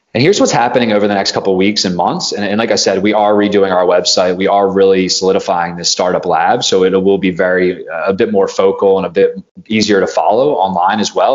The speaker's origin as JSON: {"language": "English", "region": "East Coast of the United States", "country": "United States", "tie": "born or raised there", "also_born_or_lived": "Silicon Valley", "moved": "yes", "said": "I grew up on the East Coast of the United States"}